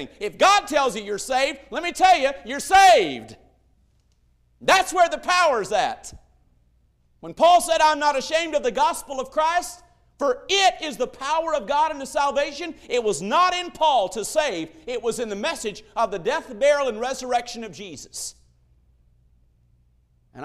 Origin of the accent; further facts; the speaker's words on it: Northwest Arkansas, United States; I was raised in Northwest Arkansas, transplanted there by a preacher and his wife